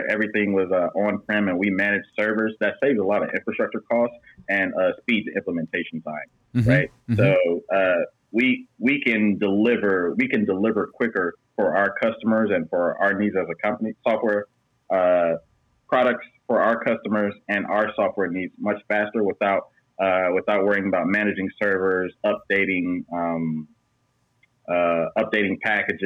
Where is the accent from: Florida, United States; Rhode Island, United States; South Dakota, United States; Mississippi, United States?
Florida, United States; moved away; I'm from Florida